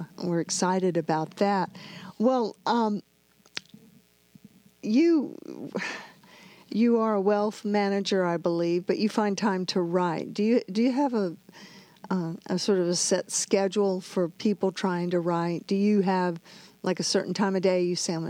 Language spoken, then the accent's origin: English; Southwest Texas, United States; I grew up in Southwest Texas.